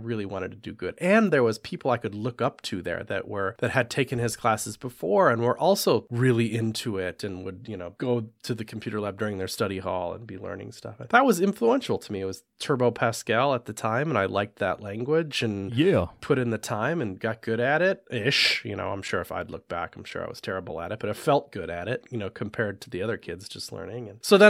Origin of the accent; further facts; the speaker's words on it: Wisconsin, United States; I grew up in right outside of Madison, Wisconsin, and we had just a really like well-funded, nice school district